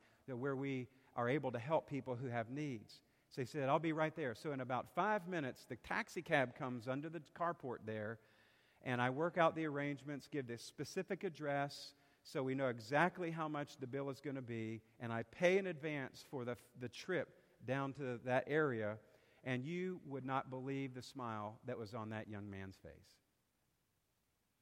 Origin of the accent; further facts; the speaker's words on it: South Carolina, United States; now in Bon Air, United States; I'm from South Carolina